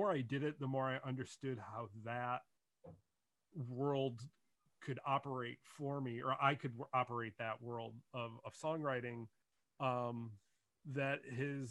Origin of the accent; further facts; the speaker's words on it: Detroit, Michigan, United States; also born or lived in Brooklyn, New York; now in New Jersey, United States; I grew up outside of Detroit, Michigan, originally, in the suburbs